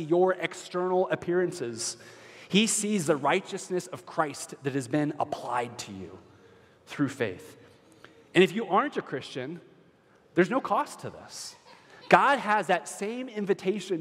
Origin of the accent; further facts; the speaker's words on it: Minnesota, United States; We're Minnesotan